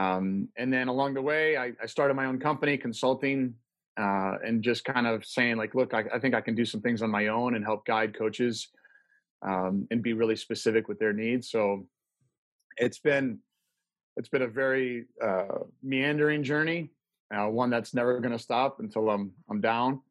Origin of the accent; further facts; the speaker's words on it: Midwest, United States; moved away as an adult; also born or lived in Detroit, Michigan / St. Louis, Missouri; now in Colorado, United States; I grew up in the Midwest and, in Detroit and St. Louis, but found Colorado home in 94.